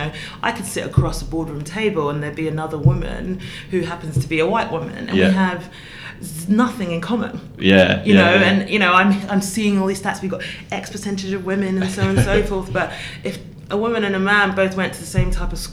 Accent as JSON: {"language": "English", "region": "London", "country": "United Kingdom", "said": "I'm from South London"}